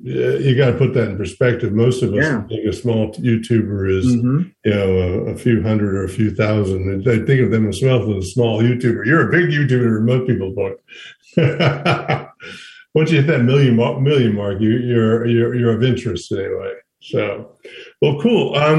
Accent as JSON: {"language": "English", "region": "Smoky Mountains", "country": "United States", "tie": "born or raised there", "said": "So as someone born and raised in the Smoky Mountains myself, I'm always interested in how people acquire their skills"}